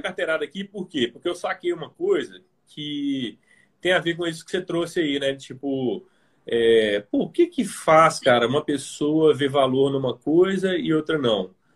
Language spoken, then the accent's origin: Portuguese; Belo Horizonte, Minas Gerais, Brazil; eu sou de Belo Horizonte